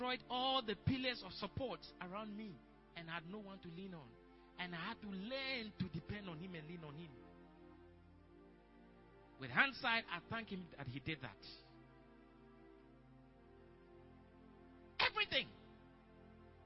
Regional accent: Apam, Central Region, Ghana; my hometown, Apam

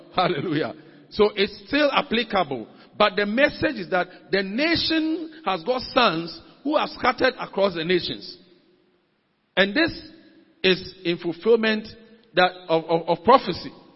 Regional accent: Ghana; as a Ghanaian, as a citizen of any nation that I belong

